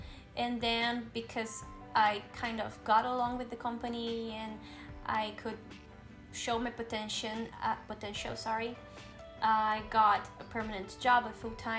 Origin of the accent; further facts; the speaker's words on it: São Paulo, Brazil; accent: São Paulo; first language Portuguese; English is a second language; I'm from São Paulo, mm-hmm. and I have an accent from São Paulo.